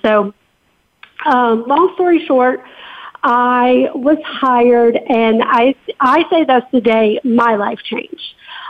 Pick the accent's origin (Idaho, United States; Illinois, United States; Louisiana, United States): Louisiana, United States; New Orleans; So I am just a New Orleans, Louisiana girl that I grew up in New Orleans, and I graduated from Ole Miss, which is the University of Mississippi, with a degree in finance.